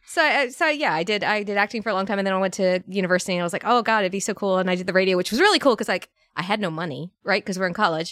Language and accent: English; Northern Virginia, United States; moved away as an adult; also born or lived in Alabama; I grew up in Northern Virginia, a very bougie, uh, Northern Virginia town.